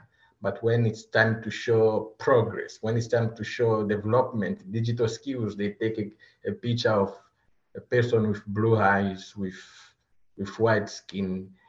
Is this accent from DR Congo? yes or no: yes; DR Congo; moved away as an adult; now in Seattle, United States; I'm originally from the Democratic Republic of the Congo. Currently, I'm residing in Washington State, Seattle areas. I came in this country as a refugee in 2018 with my family